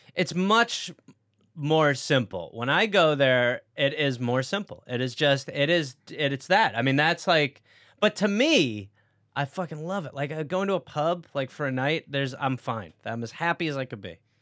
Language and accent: English; Milwaukee, Wisconsin, United States; accent: American; moved away as an adult; also born or lived in England; now in Los Angeles, United States; I was raised in Wisconsin by English people